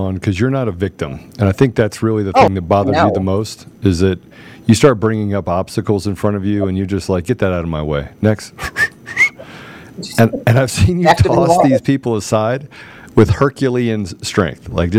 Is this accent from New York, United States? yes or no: no; Washington, District of Columbia, United States; I grew up in the Washington, D.C. and Washington, D.C. area. Depending on which part of my life you were talking about. And I grew up poor.